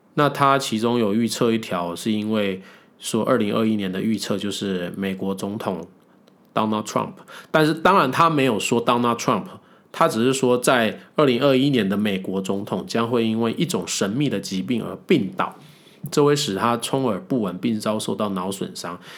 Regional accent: Taiwan; 我们台湾人

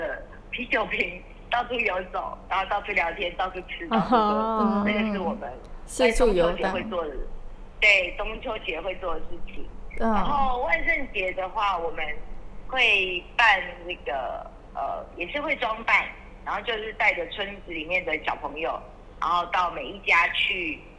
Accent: Taiwan; 对我小时候在眷村的时候的状态，因为时代不同，会有不一样的状况。

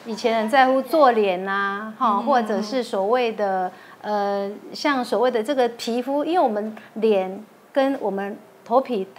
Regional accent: Tainan, Taiwan; moved away; also born or lived in Taipei; 我是台南人，

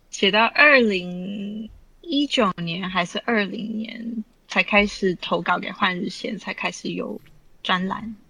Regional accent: Vancouver, British Columbia, Canada; moved away as an adult; also born or lived in Taipei, Taiwan / London, United Kingdom; now in Taiwan; 我在台北出生，在温哥华长大，然后有一些日本、韩国交换学生的经验，然后在，啊，伦敦念硕士

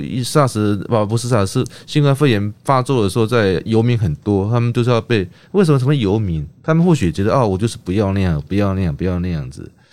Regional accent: Kinmen, Fujian Province, Taiwan; 我小时候住在木，住在，呃，金门

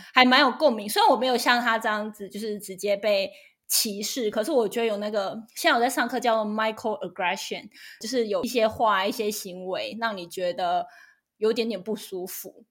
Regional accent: Taiwan; moved away as an adult; now in United States; 我来自台湾

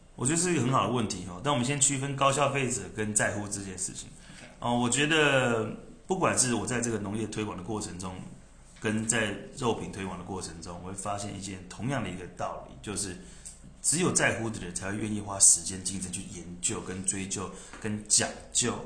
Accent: Taiwan; moved away as an adult; 我反而是更清楚我身为台湾人这件事情的重要性

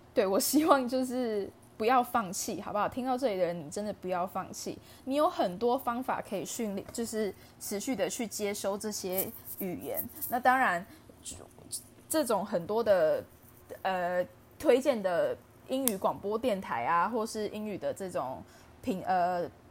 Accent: Taiwan; 身为台湾人

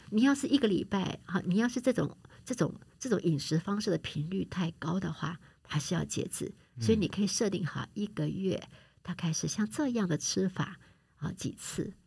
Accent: Taiwan; 我们台湾人

